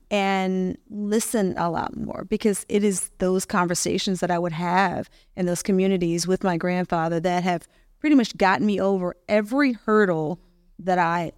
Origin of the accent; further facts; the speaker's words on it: Mississippi, United States; moved away; I grew up in Mississippi, so community was extremely important.